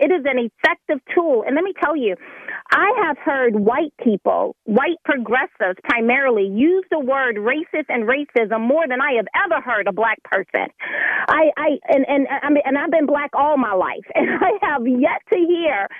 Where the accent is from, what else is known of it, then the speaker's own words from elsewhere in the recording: deep south of Alabama, United States; now in Pennsylvania, United States; very deep south of Alabama